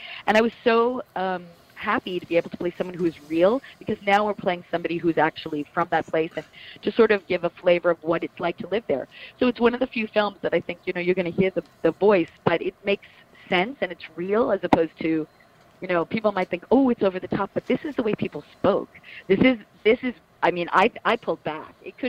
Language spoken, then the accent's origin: English; Plainview, New York, United States; Yeah, I'm from Plainview. I got to say maybe 15 minutes or so from Amityville.